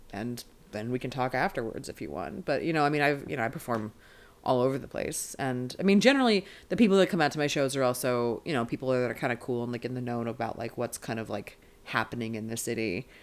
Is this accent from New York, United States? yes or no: no; Maryland, United States; moved away as an adult; now in Los Angeles, United States; I'm a LA comedian by way of Maryland originally. I'm from Maryland as a person